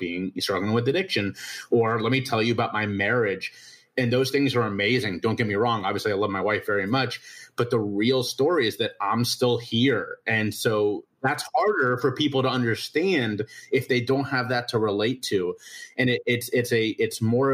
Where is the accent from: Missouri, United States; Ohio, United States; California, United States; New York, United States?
Ohio, United States; Cincinnati; moved away as an adult; now in South Carolina, United States; I was born in Cincinnati, Ohio, the oldest of four boys